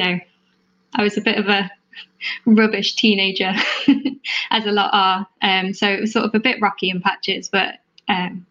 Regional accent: Birmingham, West Midlands, United Kingdom; I grew up in Birmingham, sort of a little town called Albury, about 20 minutes outside the city centre

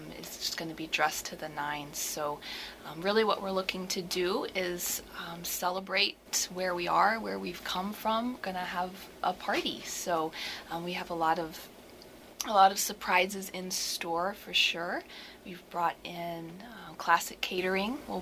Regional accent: Havre de Grace, Maryland, United States; I'm born and raised in Harford County. Lived in Havre de Grace my whole life

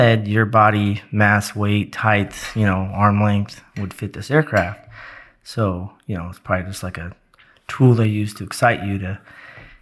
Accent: Oregon, United States; moved away as an adult; also born or lived in Florida / Georgia / Arizona / Germany; now in North Carolina, United States; I moved from Oregon originally, straight out of high school to Florida

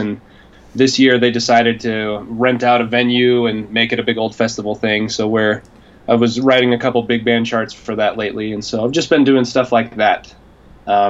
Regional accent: Bountiful, Utah, United States; I'm from Utah, Bountiful, Utah, is where I grew up.

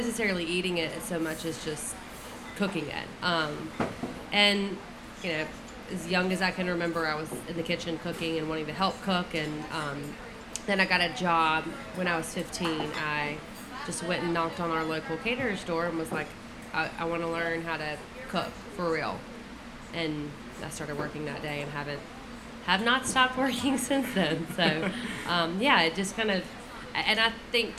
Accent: Dothan, Alabama, United States; I grew up in Dothan

